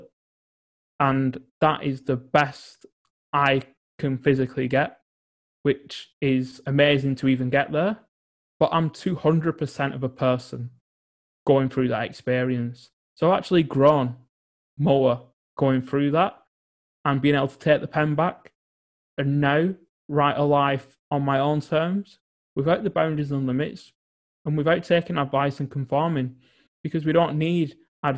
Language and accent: English; England, United Kingdom; growing up in England.